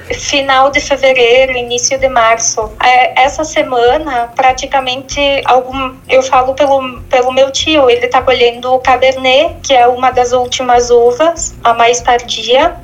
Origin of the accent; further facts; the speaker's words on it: Monte Belo do Sul, Rio Grande do Sul, Brazil; sou natural de Montebello do Sul.